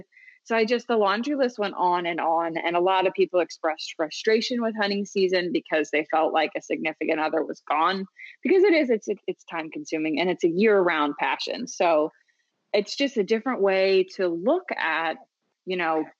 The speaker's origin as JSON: {"language": "English", "town": "Philadelphia", "region": "Pennsylvania", "country": "United States", "also_born_or_lived": "the South (US)", "moved": "as an adult", "said": "I am from the Philadelphia area. I lived in the South for a very long time."}